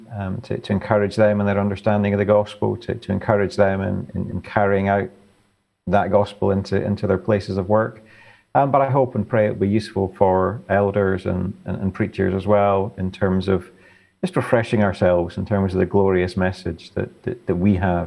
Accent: the Highlands of Scotland, United Kingdom; I grew up in the Highlands of Scotland

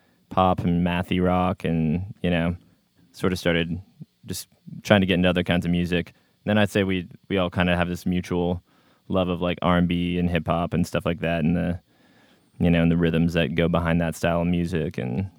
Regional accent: Seattle, Washington, United States; moved away as an adult; now in Portland, United States; I'm born and raised in Seattle, Washington.

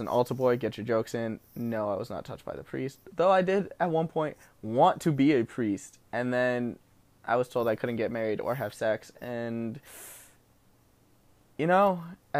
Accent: New Jersey, United States

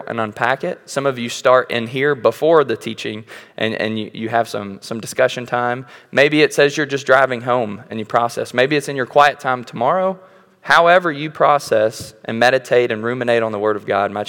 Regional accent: Bullitt County, Kentucky, United States; I'm from Bullitt County.

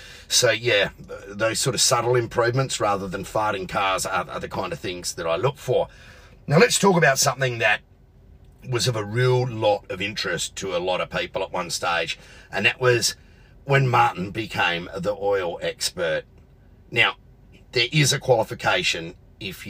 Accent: Adelaide, South Australia, Australia; my hometown of Adelaide

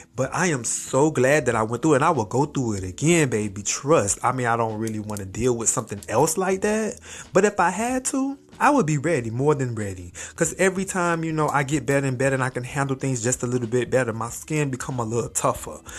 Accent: Miami, Florida, United States; also born or lived in Hawaii; I'm from Miami

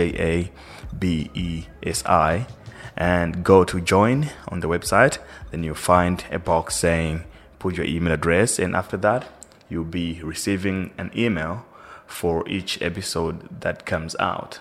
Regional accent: Malawi; first language Chichewa; English is a second language; now in South Africa; I'm originally from Malawi. I live in South Africa, though.

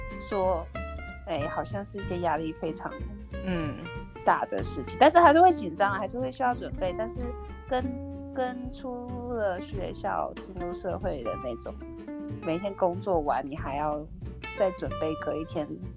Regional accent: Taiwan; moved away as an adult; 我们在台湾长大过的小孩，

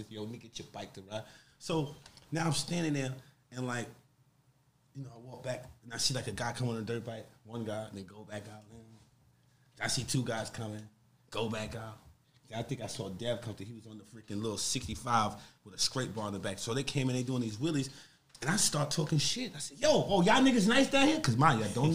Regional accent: New York City, New York, United States; I'm from Harlem

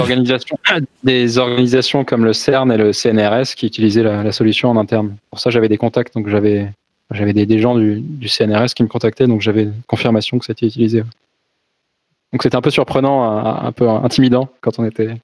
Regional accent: Brittany, France; je suis né en Bretagne

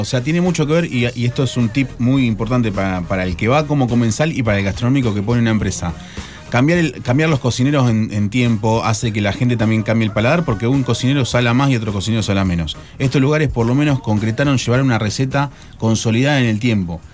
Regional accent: Tucumán, Argentina; moved away; Yo vengo de Tucumán

